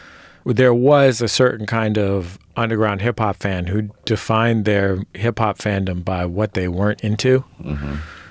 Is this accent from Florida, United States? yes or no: no; Bay Area, California, United States; I'm from the Bay Area and I love E-40 because I'm from the Bay.